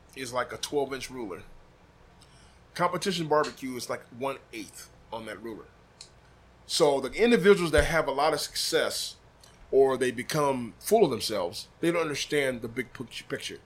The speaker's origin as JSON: {"language": "English", "town": "Des Moines", "region": "Iowa", "country": "United States", "tie": "born or raised there", "said": "I'm from Iowa"}